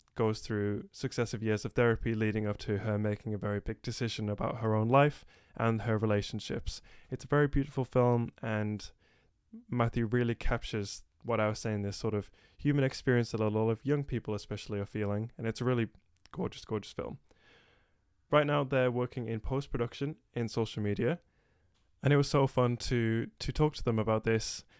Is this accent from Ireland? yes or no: no; England, United Kingdom; I'm from England